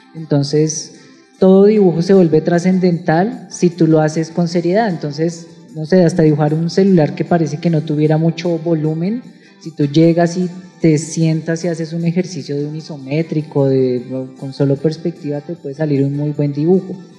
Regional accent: Bogotá, Bogotá Capital District, Colombia; como bogotanos muchas veces no percibimos

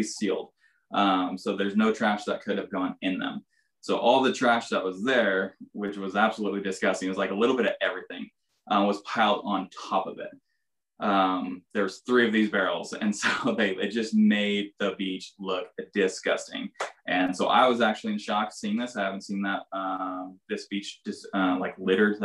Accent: Coeur d'Alene, Idaho, United States; I'm a local born and raised in Coeur d'Alene

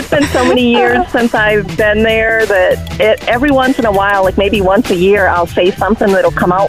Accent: Worcester, Massachusetts, United States; now in Tennessee, United States; I'm in Tennessee, but I grew up in Massachusetts.

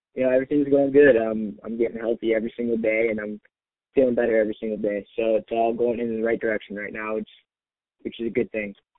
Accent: Chicago west suburbs, Illinois, United States; moved away as an adult; now in Ames, United States; I live about four and a half hours away, my hometown, from Ames

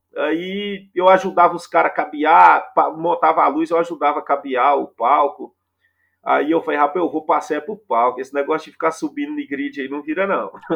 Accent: Minaçu, Goiás, Brazil; also born or lived in Goiânia; sou goiano, né? Como se diz, goiano do pé rachado. sou de Minasu, Goiás, é o interior goiano.

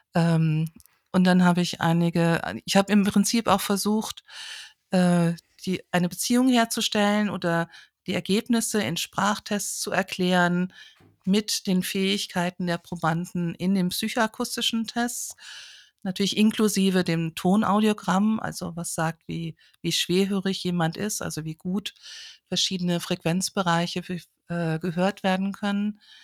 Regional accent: a village near Kassel, Hesse, Germany; now in Oldenburg, Germany; ich bin auf dem Dorf aufgewachsen, ähm, in keiner großen Stadt, in der Nähe von Kassel

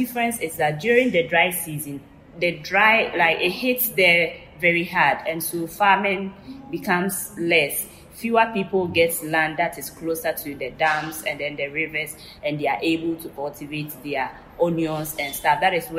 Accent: southern Ghana, Ghana; I remember in 2004, I went back to my hometown, as I was born in the southern part of Ghana.

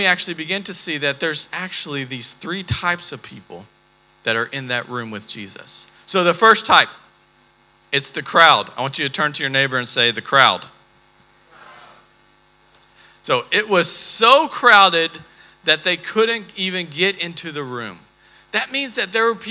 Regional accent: Texas, United States; we're from Texas

